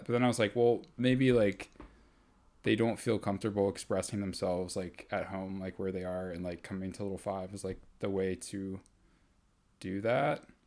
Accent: Atlanta, Georgia, United States; I grew up here in Atlanta.

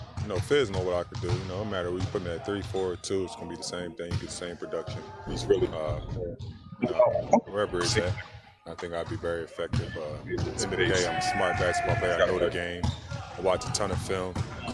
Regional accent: Philadelphia, Pennsylvania, United States; I'm from North Philly, man.

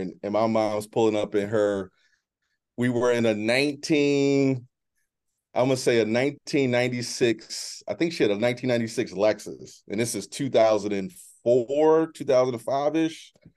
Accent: Baltimore, Maryland, United States; moved away as an adult; also born or lived in Exton, Pennsylvania; I'm originally from Baltimore, as I mentioned before. Um, my mom was a single parent

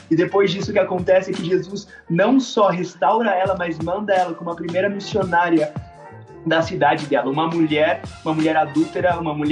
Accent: São Paulo, Brazil; moved away as an adult; now in Quito, Ecuador; eu nasci no Brasil. Sim. Minha, minha mãe é do Brasil. Eu nasci em São Paulo e cresci em São Paulo e depois, quando eu tinha 18 anos, eu comecei a ser missionário em tempo integral.

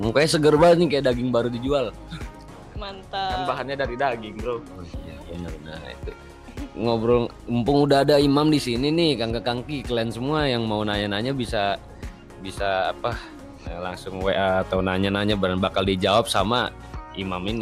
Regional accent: Tasikmalaya, West Java, Indonesia; now in Istanbul, Turkey; Asal gua dari Tasik, Asik.

